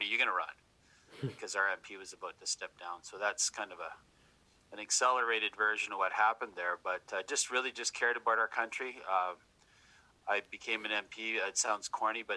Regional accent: Dawson Creek, British Columbia, Canada; moved away as an adult; also born or lived in Lower Mainland, British Columbia; I was born in Dawson Creek, Northern British Columbia. Born and raised

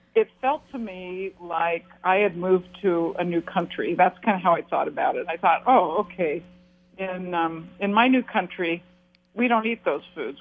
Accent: Portland, Oregon, United States; I grew up in Portland and, and lived in Oregon all my life

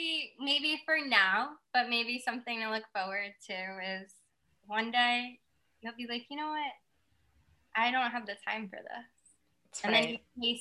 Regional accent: New York, United States; now in California, United States; I'm a New Yorker.

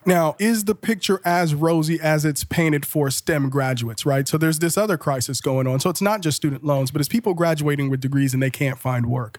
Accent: Liberia; now in Columbus, United States; I'm originally from Liberia, West

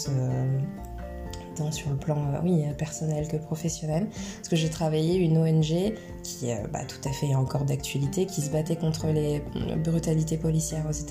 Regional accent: United Kingdom; accent: British; French is a second language; Au début, je suis arrivée euh, avec mon petit accent british, euh

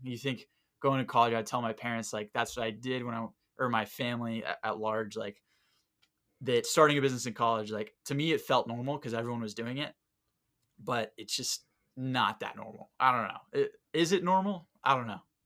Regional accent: Southwest Florida, United States; moved away; I'm from Southwest Florida

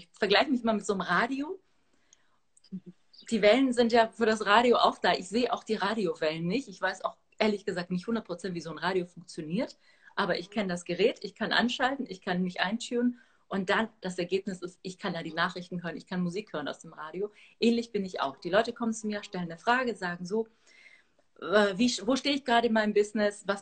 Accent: Athens, Attica, Greece; born there; Also geboren bin ich in Athen, aber die Wurzeln sind aus der Gegend, aus äh, Arkadien, Astros, genau.

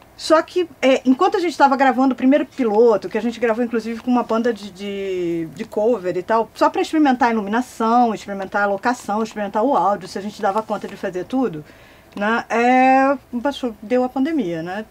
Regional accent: Recife, Pernambuco, Brazil; Eu sou pernambucana, então eu chego fácil numa rádio Recife, eu nasci em Recife

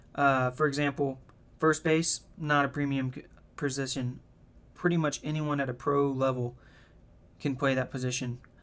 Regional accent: the South, United States; I'm from the South

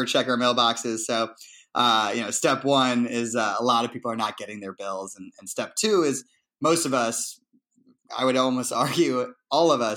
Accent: Shaker Heights, Ohio, United States; also born or lived in Vermont / New York; my hometown of Cleveland

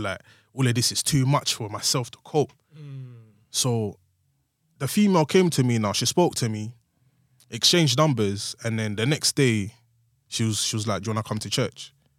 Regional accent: London, United Kingdom; I was from Woolwich

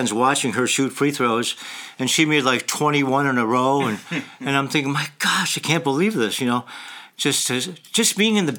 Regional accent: Dunkirk, New York, United States; he was from Dunkirk and I was from Dunkirk, he was born in Dunkirk, so was I, went to Dunkirk High School, so was

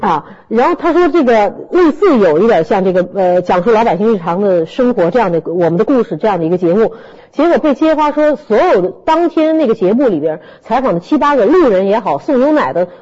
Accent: Shanghai, China; 我们上海人民

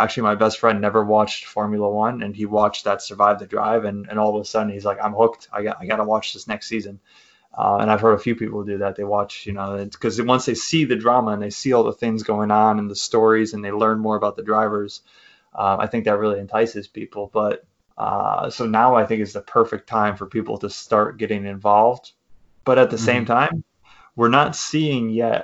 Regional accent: Canada; I'm Canadian.

